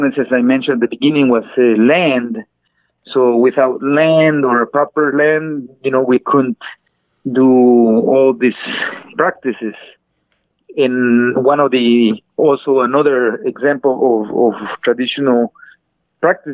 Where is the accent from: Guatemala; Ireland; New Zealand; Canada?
Guatemala; I'm Maya Cachiquel from Guatemala